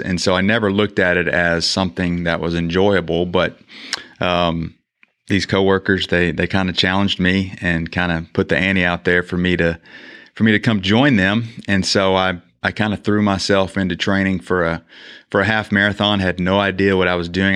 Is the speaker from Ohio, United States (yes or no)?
no; Shreveport, Louisiana, United States; moved away as an adult; now in Mansfield, United States; Grew up in Shreveport, Louisiana